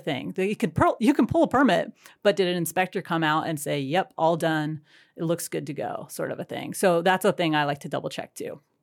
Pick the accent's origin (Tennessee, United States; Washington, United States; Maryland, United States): Washington, United States; Whatcom County; I grew up in Whatcom County and you know, going to Ferndale